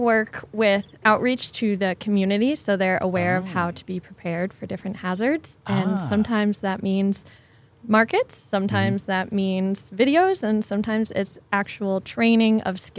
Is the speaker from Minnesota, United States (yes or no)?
no; Connecticut, United States; also born or lived in Washington; now in Kirkland, United States; I'm originally from the East Coast, but at the time I was living in a different state.